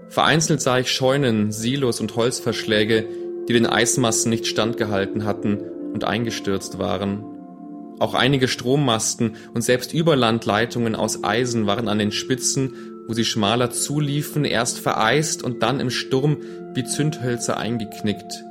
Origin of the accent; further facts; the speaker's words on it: Legnica, Lower Silesian Voivodeship, Poland; now in Germany; ich bin in Schlesien aufgewachsen und dass wir kurz vor Kriegsende noch in einem der letzten Züge aus Liegnitz vor der Roten Armee fliehen konnten.